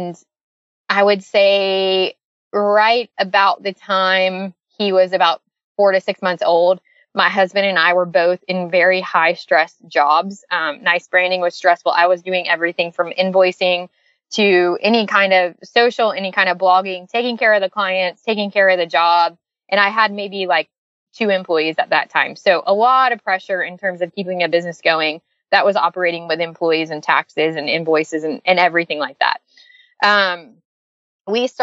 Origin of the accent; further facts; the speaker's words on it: Lakeland, Florida, United States; moved away as an adult; also born or lived in St. Petersburg, Florida; now in Franklin, Tennessee, United States; back home to Lakeland, which is my hometown